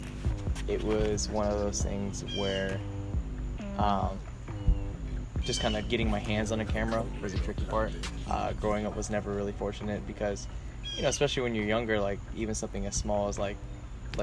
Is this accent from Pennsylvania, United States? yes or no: no; Raleigh, North Carolina, United States; I am from Raleigh, North Carolina